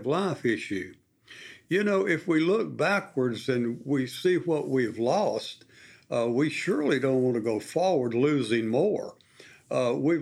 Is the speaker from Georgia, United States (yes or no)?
no; South Arkansas, United States; as a boy growing up in the South Arkansas oil fields